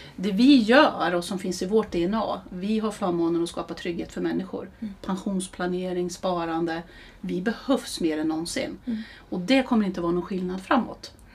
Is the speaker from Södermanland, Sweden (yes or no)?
yes; Eskilstuna, Södermanland, Sweden; also born or lived in Härnösand; är en Eskilstuna-tjej. Eh, vi flyttade ner hit min familj från Härnösand när jag skulle börja ettan